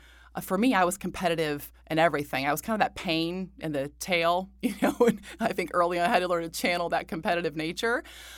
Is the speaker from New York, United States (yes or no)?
yes; Buffalo, New York, United States; born there; And then I was born in Buffalo with the Buffalo Braves when he had his best years, I would say, as a player. And I was born there.